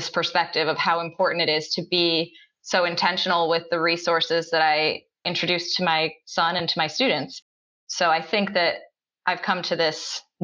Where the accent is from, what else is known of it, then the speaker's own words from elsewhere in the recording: Connecticut, United States; I'm from Connecticut, small town, somewhat rural Connecticut, very predominantly white small town. And I left Connecticut for college and ended up back a little further from where I grew up, but I'm in Fairfield County, Connecticut now